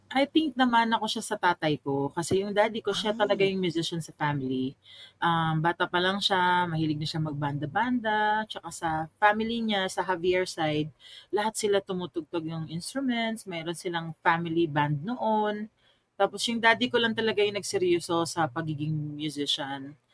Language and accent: Tagalog; Pasay, Metro Manila, Philippines; moved away as an adult; also born or lived in Mandaluyong / Thailand; I'm I'm originally from Pasay. Pasay